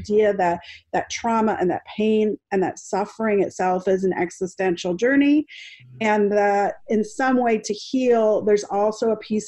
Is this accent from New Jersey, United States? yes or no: yes; New Jersey, United States; also born or lived in Bogota, Colombia; And so I was born in Bogota and adopted by a white family and brought to New Jersey